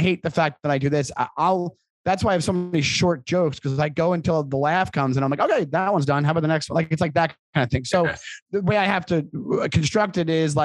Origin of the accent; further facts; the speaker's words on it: Long Island, New York, United States; I'm from Long Island